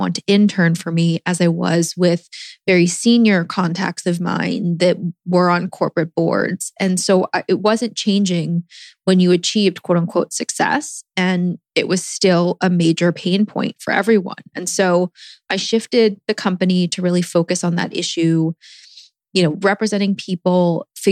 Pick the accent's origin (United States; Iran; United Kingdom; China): United States; Washington, District of Columbia; moved away; also born or lived in New York / Los Angeles; I am from Washington, D.C., have been in New York and L.A.